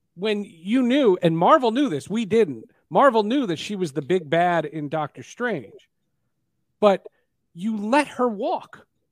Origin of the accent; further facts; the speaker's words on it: New Jersey, United States; I grew up in New Jersey